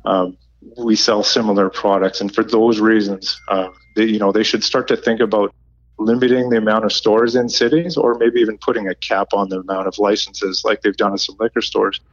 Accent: Nanaimo, British Columbia, Canada; my hometown is in Nanaimo, BC.

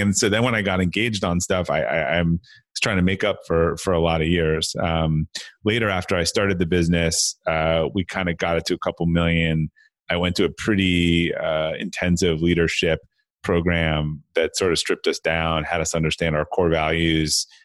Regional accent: Brookline, Massachusetts, United States; I grew up outside of uh, Boston, uh, Massachusetts, in a, in a town called uh, Brookline

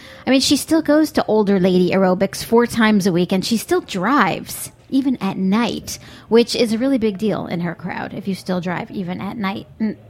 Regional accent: New York, United States; I'm from New York, not Florida

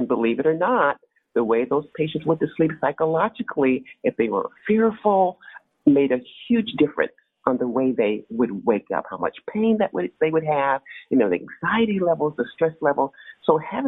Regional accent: San Francisco Bay Area, California, United States; I grew up in the San Francisco Bay Area

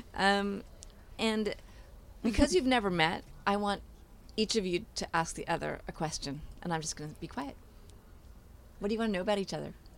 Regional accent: New York City, New York, United States; I grew up in Manhattan in an apartment

